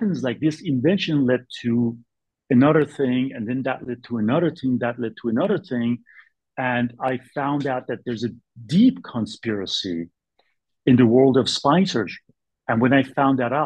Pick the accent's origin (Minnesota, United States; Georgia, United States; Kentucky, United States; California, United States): California, United States; Bay Area; also born or lived in New York City / Boston; now in Sacramento, United States; I'm from Bay Area, I came and settled in Sacramento area since 2002